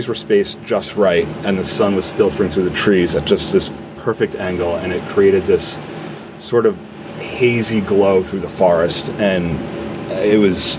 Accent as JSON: {"language": "English", "region": "Northeast", "country": "United States", "tie": "born or raised there", "said": "Growing up in the Northeast, we have access to the forest upstate"}